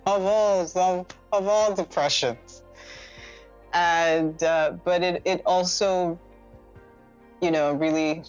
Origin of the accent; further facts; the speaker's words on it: Lagos, Nigeria; I grew up in Lagos, Ikoyi specifically.